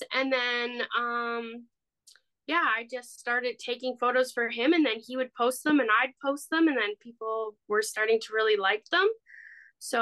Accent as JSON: {"language": "English", "town": "Ripley", "region": "Ontario", "country": "Canada", "tie": "born or raised there", "said": "I grew up in Ripley"}